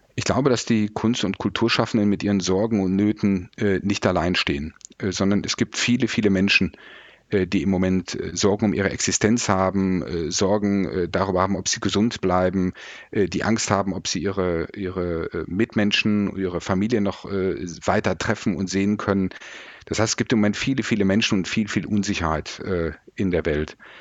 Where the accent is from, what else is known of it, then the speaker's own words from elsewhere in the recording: Mettmann, North Rhine-Westphalia, Germany; meiner Heimatstadt Mettmann